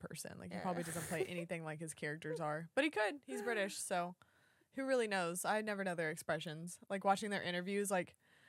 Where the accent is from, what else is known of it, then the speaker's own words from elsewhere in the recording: Texas, United States; I'm from Texas, Texas.